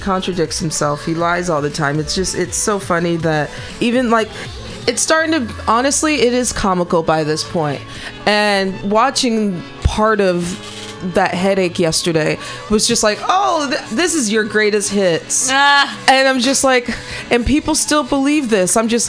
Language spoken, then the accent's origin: English; Missouri, United States; moved away; I'm originally from Missouri